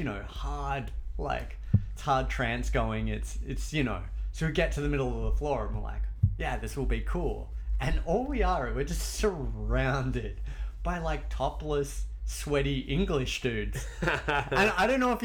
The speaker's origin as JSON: {"language": "English", "country": "Australia", "tie": "born or raised there", "accent": "Australian", "moved": "yes", "said": "I grew up in Australia"}